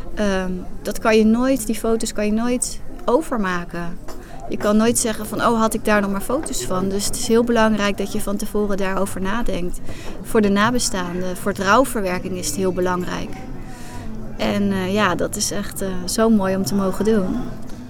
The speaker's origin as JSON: {"language": "Dutch", "town": "Hoogvliet", "region": "South Holland", "country": "Netherlands", "said": "Ik kom uit Hoogvliet. Daar heb ik een fotostudio."}